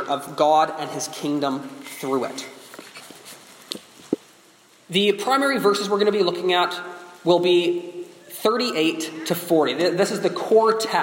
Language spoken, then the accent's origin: English; Canada; now in United States; I am a Canadian